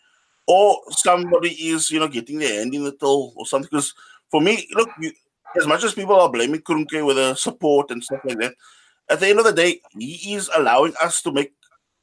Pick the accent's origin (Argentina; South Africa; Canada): South Africa; Cape Town, Western Cape; moved away as an adult; now in Germany; I'm from Cape Town, moved to Germany so about 15 or 16 years ago.